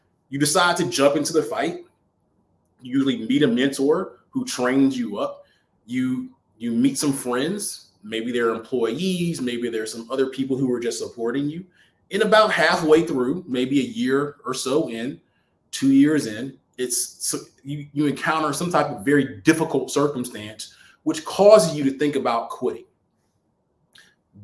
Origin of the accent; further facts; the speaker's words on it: Alabama, United States; now in Atlanta, United States; I'm coming back from Alabama, where I'm originally from